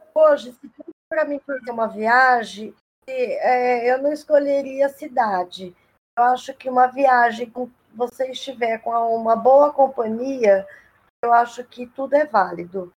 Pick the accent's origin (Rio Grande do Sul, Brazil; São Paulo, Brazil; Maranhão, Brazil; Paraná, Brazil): São Paulo, Brazil; Ilha Solteira; moved away as an adult; now in Três Lagoas, Brazil; Ilha Solteira, onde eu nasci, é minha cidade natal